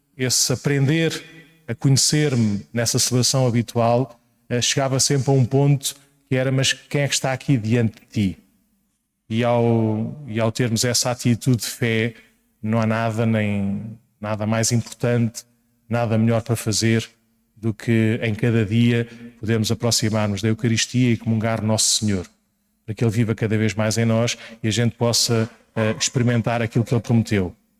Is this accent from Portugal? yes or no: yes; Paço de Arcos, Lisbon, Portugal; quando voltei à minha terra natal, parece que é assim uma coisa muito longínqua, era Passo de Arcos, é ali ao lado